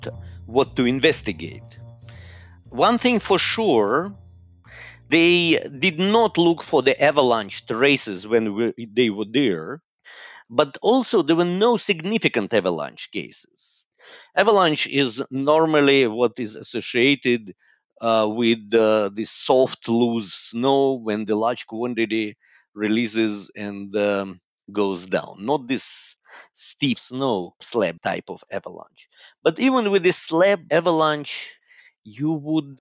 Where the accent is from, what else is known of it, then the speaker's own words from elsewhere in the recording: Moscow, Russia; moved away as an adult; also born or lived in Haifa, Israel / London, United Kingdom / Oxford, United Kingdom / Atlanta, United States; now in Zurich, Switzerland; I was born and I grew up in Moscow, in Russia.